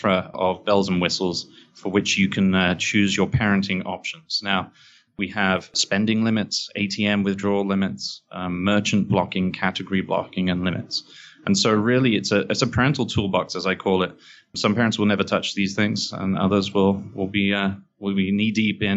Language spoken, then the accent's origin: English; England, United Kingdom; moved away as an adult; now in New York, United States; I'm English, as you can probably hear, but I live here in New York for the last 7-8 years